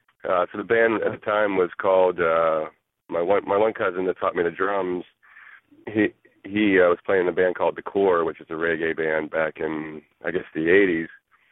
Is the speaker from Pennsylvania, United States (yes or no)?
yes; Pittsburgh, Pennsylvania, United States; also born or lived in Florida; I was born in the North Hills and then moved to Florida for a few years and then came back when I was seven and grew up in Baldwin.